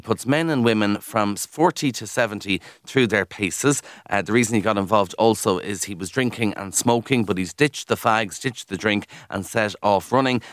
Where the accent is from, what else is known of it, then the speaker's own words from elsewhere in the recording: Kildare, Leinster, Ireland; I'm from Kildare